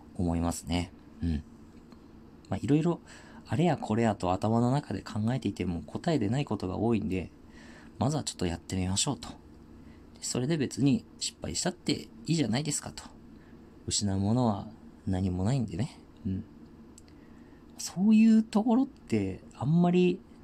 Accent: Tohoku, Japan; 僕地元東北なんですけど

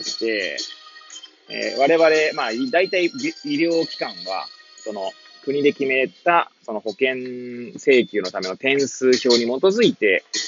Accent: Hachioji, Tokyo, Japan; moved away as an adult; now in Kamaishi, Japan; 八王子生まれ、八王子育ち、震災の前の年から玉石で働く

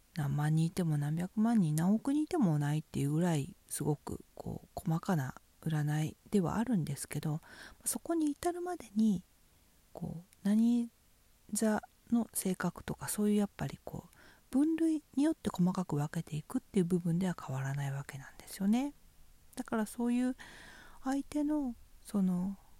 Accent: Fukushima, Japan; 私は福島県出身ですけど

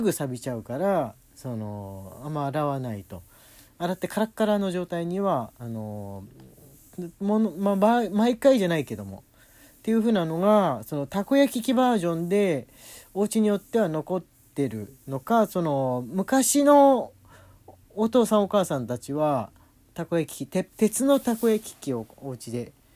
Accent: Tokyo, Japan; 俺東京の人間だから

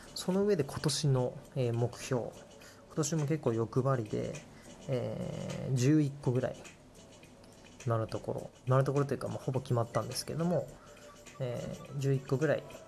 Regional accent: Takamatsu, Kagawa, Japan; born or raised there; moved away

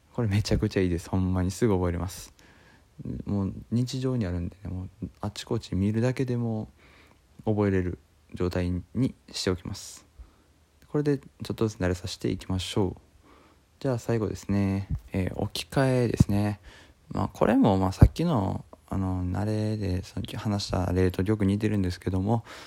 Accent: Osaka, Japan; 大阪地元

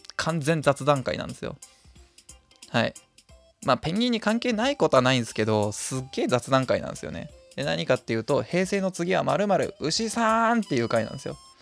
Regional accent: near Hamura, Tokyo, Japan; 羽村動物園なんていう風に呼ばれるんですけど自分の地元の方にある動物園でございまして

